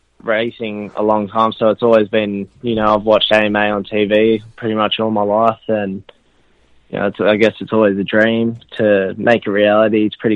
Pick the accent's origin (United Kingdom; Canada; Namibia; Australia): Australia; I'm from Australia.